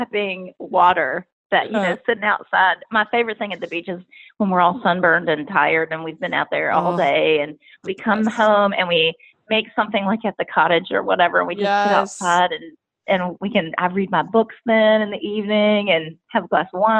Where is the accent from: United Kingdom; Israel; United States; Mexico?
United States; right outside of Richmond, Virginia; moved away as an adult; now in Nashville, United States; So right outside of Richmond, Virginia is where I grew up.